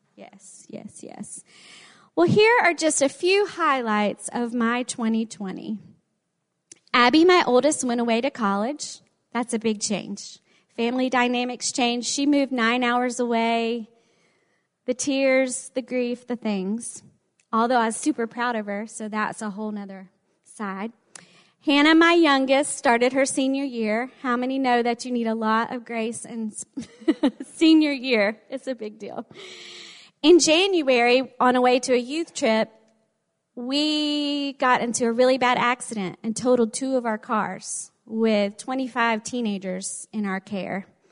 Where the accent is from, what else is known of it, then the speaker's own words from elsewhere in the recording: the South, United States; accent: southern; With my southern accent